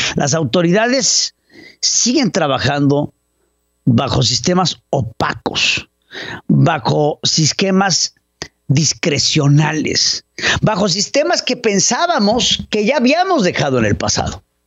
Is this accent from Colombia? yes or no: no; Mexico; como mexicanos que somos